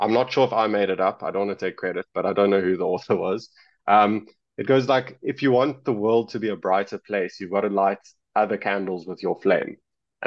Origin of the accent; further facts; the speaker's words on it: South Africa; I come from South Africa